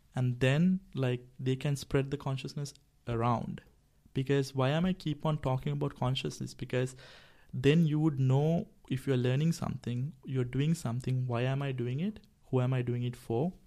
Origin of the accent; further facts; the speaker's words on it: Sri Lanka; I'm also from Sri Lanka